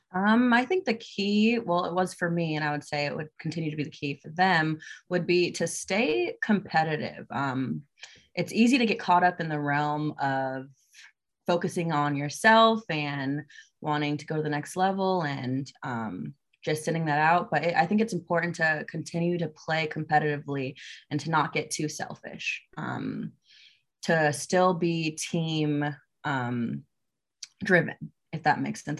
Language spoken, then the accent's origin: English; Naples, Florida, United States; moved away as an adult; now in Georgia, United States; I am from Naples, Florida.